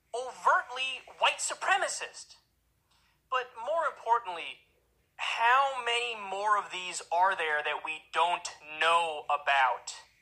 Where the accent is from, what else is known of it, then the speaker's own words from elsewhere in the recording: New York, United States; I grew up in Neuchâtel, New York, and it's an area, we have everything, okay? All types of people, multicultural, multi-religious.